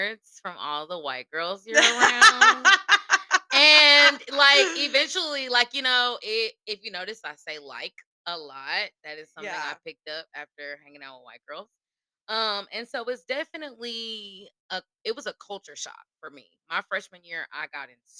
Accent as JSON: {"language": "English", "town": "Nashville", "region": "Tennessee", "country": "United States", "tie": "born or raised there", "said": "from Nashville, born and raised, like Northeast side"}